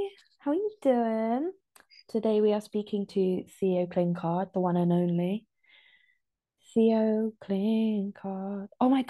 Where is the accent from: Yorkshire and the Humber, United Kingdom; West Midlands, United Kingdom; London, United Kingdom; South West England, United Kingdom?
South West England, United Kingdom; Ditcham; I grew up in Ditcham.